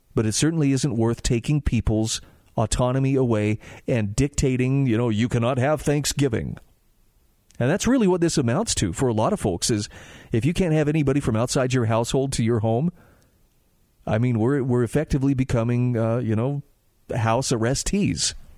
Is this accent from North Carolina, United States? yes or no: no; Utah, United States; my home state of Utah